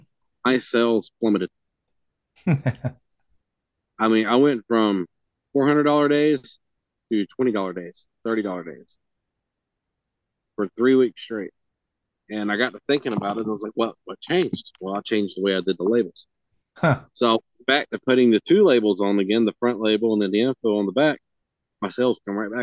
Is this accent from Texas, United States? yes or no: no; California, United States; I'm from California. We know what bread is supposed to taste.